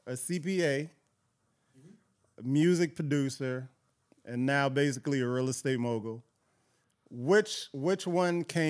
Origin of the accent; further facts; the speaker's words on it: Miami, Florida, United States; I'm from Miami